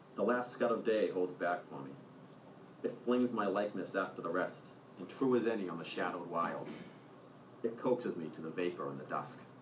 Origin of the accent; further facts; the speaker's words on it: Braintree, Massachusetts, United States; I'm from Braintree, Massachusetts